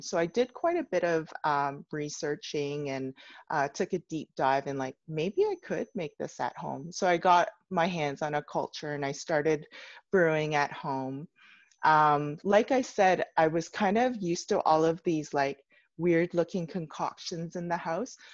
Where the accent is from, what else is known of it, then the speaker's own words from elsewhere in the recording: Canada; I was born in Canada.